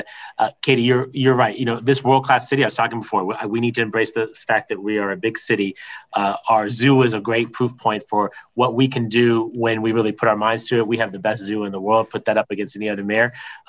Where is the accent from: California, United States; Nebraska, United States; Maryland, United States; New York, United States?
California, United States; San Diego; as much as I would like to be a homeowner in my hometown, and I know that it's difficult for me, I think about the hundreds of thousands, if not more than a million San Diegans